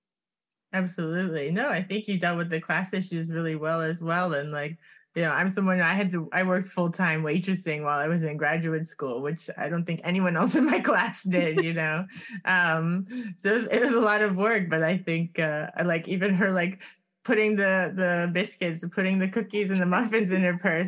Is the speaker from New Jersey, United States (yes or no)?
no; Miami, Florida, United States; moved away as an adult; I grew up in Coconut Grove